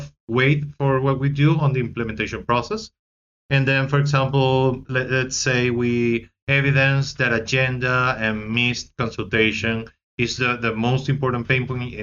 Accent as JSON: {"language": "English", "country": "Venezuela", "said": "I am from Venezuela"}